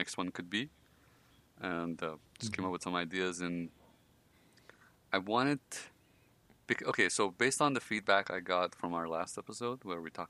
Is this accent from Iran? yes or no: yes; Iran; moved away; I'm Persian. I come from Iran, so it's a very I want to say religious country